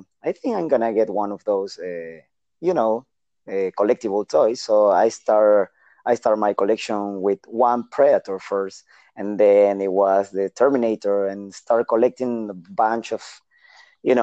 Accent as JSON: {"language": "English", "region": "Lima", "country": "Peru", "tie": "born or raised there", "second_language": "English", "moved": "as an adult", "lives_now": "San Francisco, United States", "said": "I was born in Peru, in Lima, in Peru, 1981"}